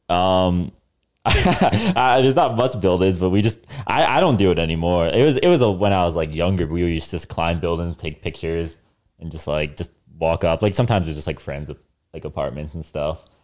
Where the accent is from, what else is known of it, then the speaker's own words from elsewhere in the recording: New Jersey, United States; North Jersey